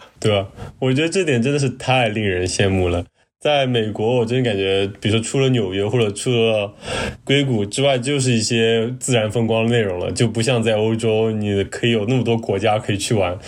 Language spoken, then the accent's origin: Chinese; China; 我们中国人